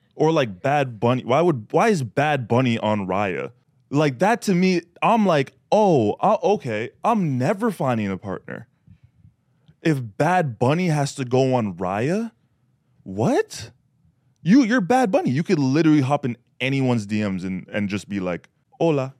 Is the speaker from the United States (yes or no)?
no; Canada; I'm Canadian